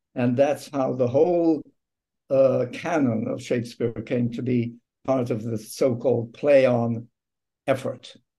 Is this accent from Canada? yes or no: no; England, United Kingdom; moved away; I was raised in England on radio drama, and some of my first work was done on BBC radio